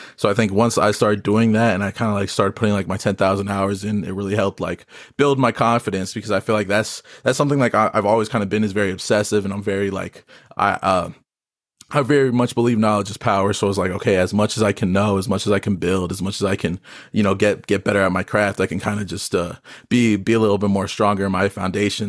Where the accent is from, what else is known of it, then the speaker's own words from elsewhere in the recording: Las Vegas, Nevada, United States; I'm a artist, born and raised in Vegas